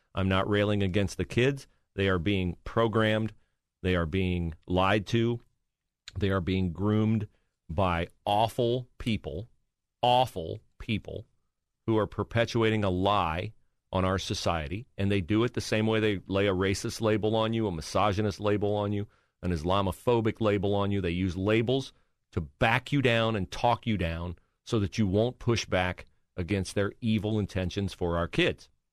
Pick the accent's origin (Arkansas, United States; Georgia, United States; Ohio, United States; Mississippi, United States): Ohio, United States; Western; moved away as an adult; now in Columbus, United States; I did not grow up here. I grew up in Western Ohio